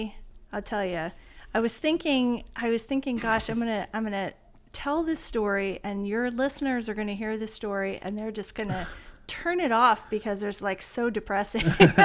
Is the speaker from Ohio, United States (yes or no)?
no; Oregon, United States; moved away as an adult; also born or lived in Washington, D.C.; I am originally from Oregon.